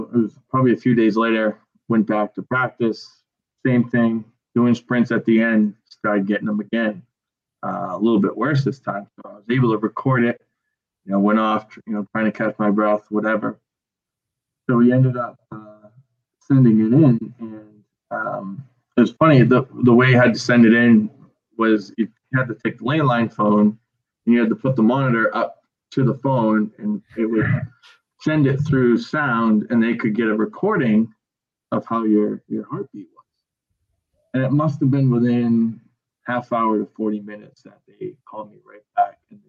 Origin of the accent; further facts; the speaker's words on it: Gorham, United States; I'm from Gorham. I coach at Gorham, not too far. It doesn't seem like I've moved too far